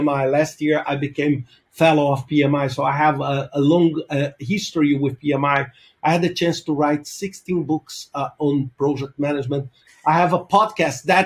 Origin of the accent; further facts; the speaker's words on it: Brazil; moved away as an adult; also born or lived in Denmark; now in Portugal; I'm originally from Brazil. I live now for the past 12 years in Europe. I lived in Denmark and now I live in Portugal.